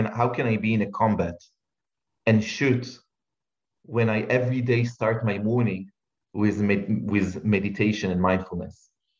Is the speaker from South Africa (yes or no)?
no; Israel; I'm thinking about myself as an Israeli who needed to go to serve in the military, serve in combat for years.